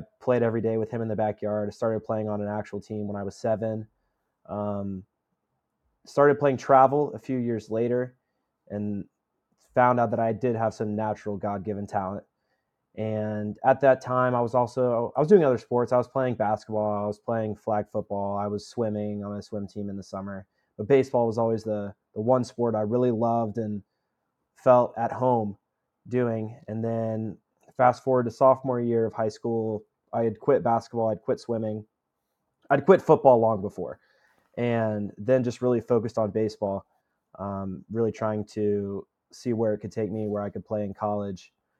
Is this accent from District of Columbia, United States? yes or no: no; Franklin, Tennessee, United States; I'm from Franklin. It's right outside of Nashville. I went to high school at an all boys school here in Nashville.